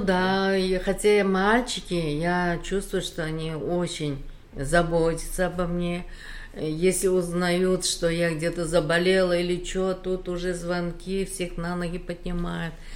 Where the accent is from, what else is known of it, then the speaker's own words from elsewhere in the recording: Uzbekistan; moved away as an adult; also born or lived in Khabarovsk, Russia; now in South Korea; Вообще-то я родилась в Узбекистане, прожила там всю свою сознательную жизнь